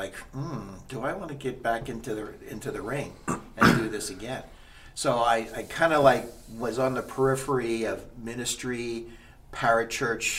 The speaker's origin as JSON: {"language": "English", "town": "Allentown", "region": "Pennsylvania", "country": "United States", "tie": "born or raised there", "moved": "yes", "said": "So, I grew up in Allentown, Pennsylvania. I was born and raised there."}